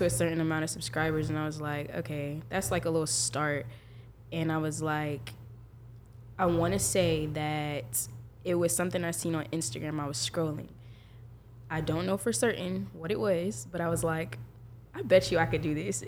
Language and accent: English; Jacksonville, Florida, United States; now in Tallahassee, United States; I'm from Jacksonville, Florida